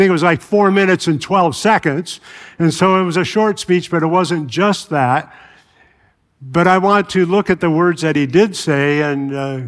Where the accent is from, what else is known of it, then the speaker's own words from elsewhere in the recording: Chicago, Illinois, United States; moved away; I grew up in Chicago